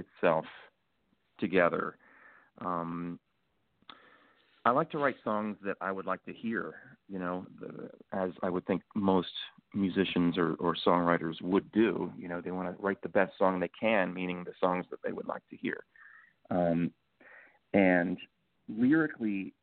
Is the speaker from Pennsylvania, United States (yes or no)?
yes; Philadelphia, Pennsylvania, United States; moved away as an adult; now in Los Angeles, United States; my early listening experiences of growing up in Philadelphia